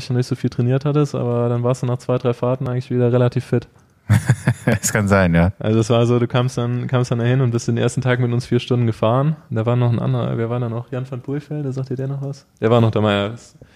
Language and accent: German; Neuwied, Rhineland-Palatinate, Germany; born there; ich bin gebürtig aus Neuwied und habe eigentlich mit dem Mountainbiken angefangen, mit 16 ungefähr